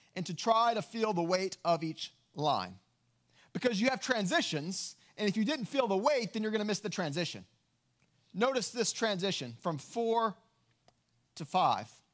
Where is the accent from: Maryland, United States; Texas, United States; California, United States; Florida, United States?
Texas, United States; West; Growing up in West Texas